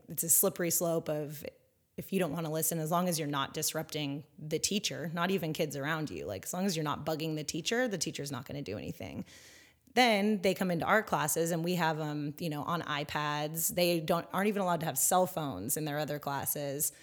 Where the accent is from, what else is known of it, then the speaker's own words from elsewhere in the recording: Northern California, United States; moved away as an adult; also born or lived in San Diego / China; I grew up in Northern California